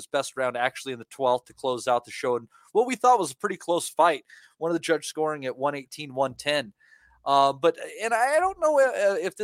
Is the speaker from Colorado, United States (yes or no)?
yes; Colorado, United States; my home state of Colorado